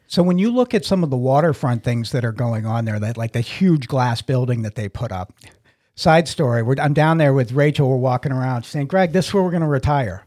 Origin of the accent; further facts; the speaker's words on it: New England, United States; moved away; I'm originally from New England